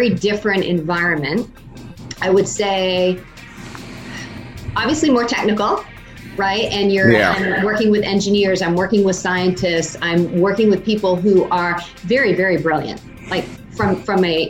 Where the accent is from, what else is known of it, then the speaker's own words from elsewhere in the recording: Maine, United States; moved away as an adult; also born or lived in Schenectady, New York; I moved back up to Maine to take a role with, at the time it was MBNA America. It's now, of course, Bank of America. Oh, okay. Yeah. Wonderful stint, back in my home state